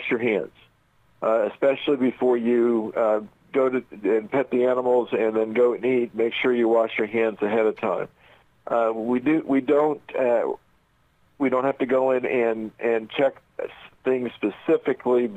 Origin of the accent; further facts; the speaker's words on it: Indianapolis, Indiana, United States; I grew up in Indianapolis